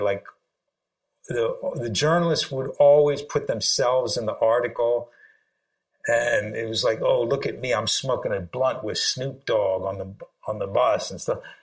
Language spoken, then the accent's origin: English; Sri Lanka; moved away; I'm originally from Sri Lanka